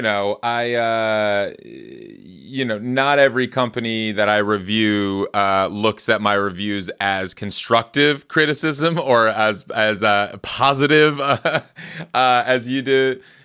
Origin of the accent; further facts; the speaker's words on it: Midwest, United States; moved away as an adult; now in Los Angeles, United States; I grew up in the Midwest where we have brutal winters.